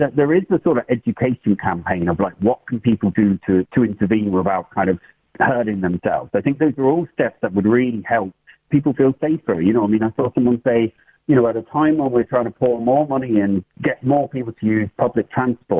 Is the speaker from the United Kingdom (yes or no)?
yes; England, United Kingdom; moved away as an adult; now in Ireland; you could probably hear from the accent that I'm from England originally, but I'm living in Ireland over 30 years.